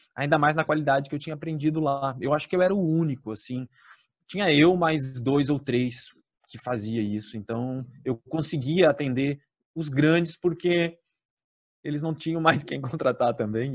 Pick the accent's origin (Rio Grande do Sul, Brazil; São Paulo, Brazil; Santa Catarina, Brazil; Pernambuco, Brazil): Santa Catarina, Brazil; Blumenau; aqui em Blumenau, na minha cidade